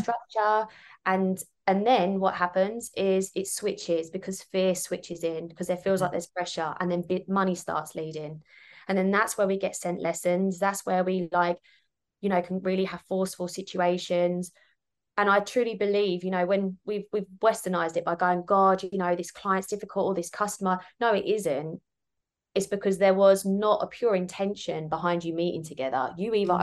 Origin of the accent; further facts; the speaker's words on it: Kent, South East England, United Kingdom; moved away as an adult; now in Sydney, Australia; I'm actually originally from Kent in the UK.